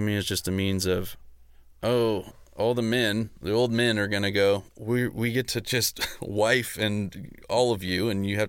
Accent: Orange County, California, United States; born or raised there

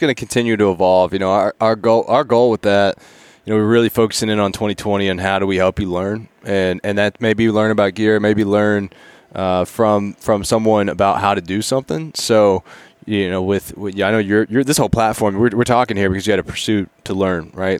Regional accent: Appalachia, United States; I grew up in Appalachian mountain range

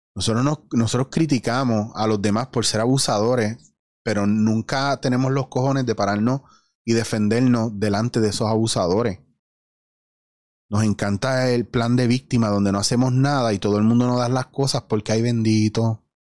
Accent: Puerto Rico; la mayoría de los puertorriqueños, aparte de que no tenemos una identidad

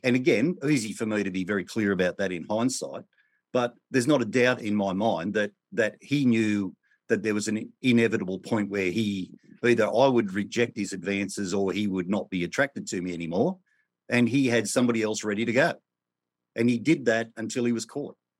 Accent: Australia; I was born in Australia in the nineteen sixties

